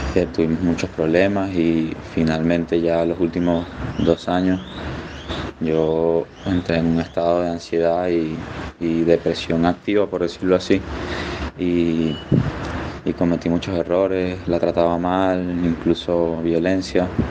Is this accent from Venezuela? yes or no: yes; Venezuela; moved away as an adult; now in Panama; soy venezolano, vivo en Panamá